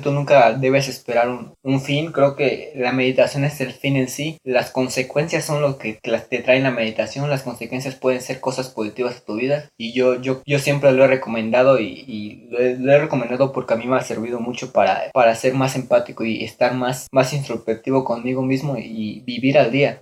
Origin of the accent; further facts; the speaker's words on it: Mexico; nuestros ancestros que nosotros somos de México